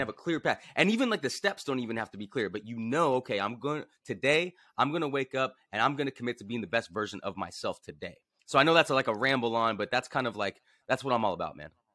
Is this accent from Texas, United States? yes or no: no; Los Angeles, California, United States; grew up in Venice Beach, California